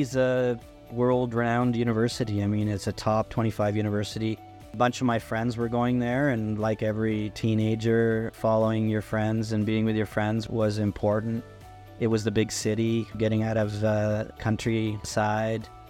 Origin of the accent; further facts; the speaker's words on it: Burford, Ontario, Canada; also born or lived in Brantford, Ontario; I was born in Burford, which was tobacco farming country, kind of in between Brantford and Woodstock, Ontario. I also spent a lot of time in Brantford, Ontario as well. So Brantford's really the largest city around that area. But yeah, that's where I grew up